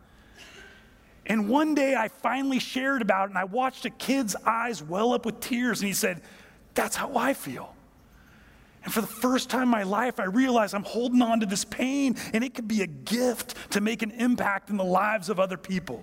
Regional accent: United States; I'm from America.

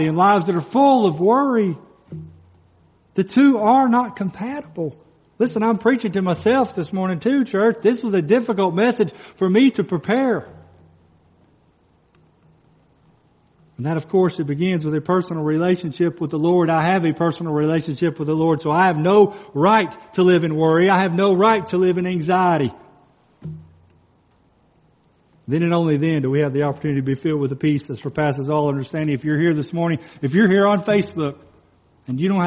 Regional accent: Kentucky, United States; moved away; I'm from Kentucky. Dane and I were from Kentucky

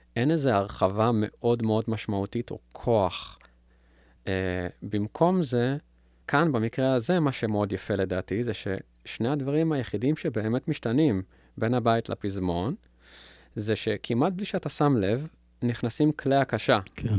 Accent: Israel; בגלל ההריטג' שלנו כישראלים

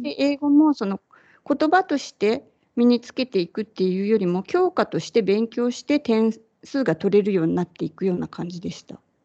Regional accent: Kyushu, Japan; 九州のど田舎で生まれ育って

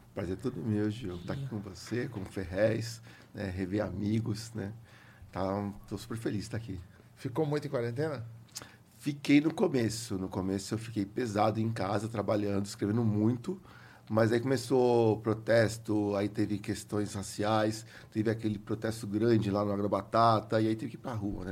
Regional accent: São Paulo, Brazil; also born or lived in Santa Cecília, São Paulo; Sou cria do Capão. Cheguei no Capão com 6 anos de idade, saí com 20, me formei lá

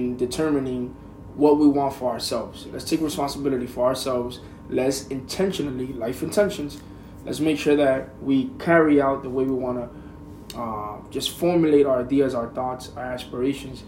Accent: United States; as an American

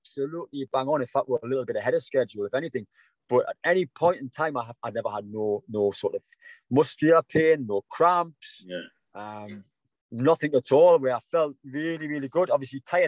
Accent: South Shields, North East England, United Kingdom; coming back my hometown, South Shields

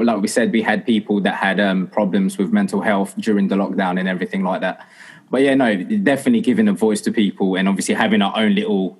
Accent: Essex, East of England, United Kingdom; also born or lived in Philippines; I am born and bred from Essex. Well, I'm not born from Essex. I'm born from the Philippines. I was born from the Philippines

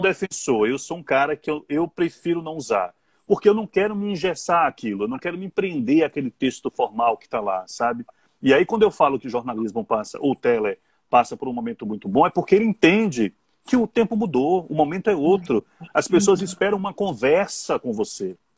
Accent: Serrinha, Bahia, Brazil; also born or lived in Feira de Santana / Vitória da Conquista; now in Salvador, Brazil; Eu sou de Serrinha, morei uhum. em Feira, morei em Conquista, mas é, eu penso em casa, eu penso em Salvador

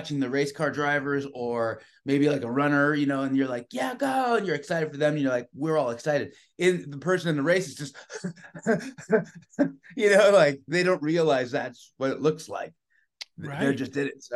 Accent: San Francisco, California, United States; I was born and raised in San Francisco

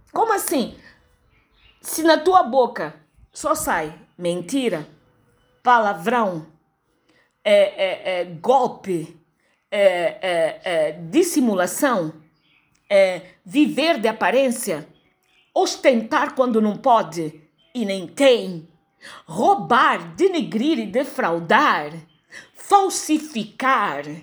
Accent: Angola; born there; accent: European Portuguese; also born or lived in Brazil; Mas em algum momento da minha fala você vai detectar que eu não sou brasileira, que eu tenho um português um pouquinho mais pesado, que é o de Portugal. Mesmo apesar de ter nascido em Angola

